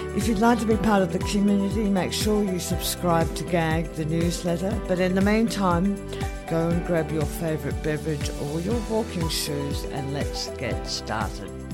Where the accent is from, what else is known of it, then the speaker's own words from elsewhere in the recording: Australia; as an Australian, as an Aussie